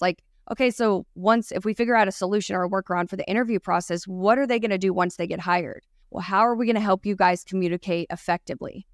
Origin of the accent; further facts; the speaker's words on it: East Texas, United States; accent: Texan; I'm from specifically born in East Texas